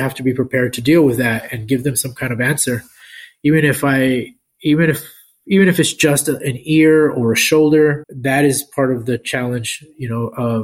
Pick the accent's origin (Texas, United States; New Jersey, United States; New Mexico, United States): Texas, United States; El Paso; now in San Antonio, United States; I grew up in El Paso